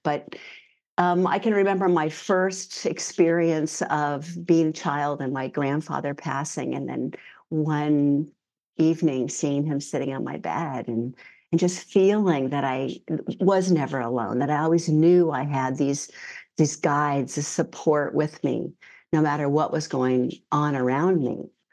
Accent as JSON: {"language": "English", "area": "San Francisco Bay Area", "region": "California", "country": "United States", "tie": "born or raised there", "moved": "as an adult", "lives_now": "New Zealand", "said": "I grew up in the San Francisco Bay Area"}